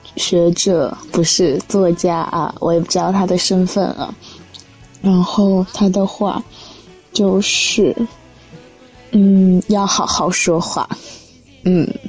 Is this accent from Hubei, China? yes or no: yes; Xiangyang, Hubei, China; 我现在所在的地方呢，是湖北省襄阳市的一个小镇，也就是我的老家